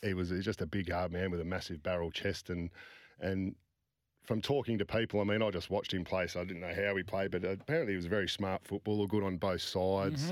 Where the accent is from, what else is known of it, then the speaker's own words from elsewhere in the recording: Midland, Western Australia, Australia; growing up around Swans and, and, and, and that Midland area